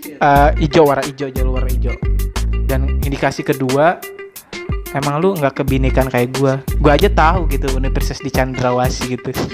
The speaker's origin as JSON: {"language": "Indonesian", "town": "Rangkasbitung", "region": "Banten", "country": "Indonesia", "tie": "born or raised there", "said": "gue lahir di Rangkas Bitung"}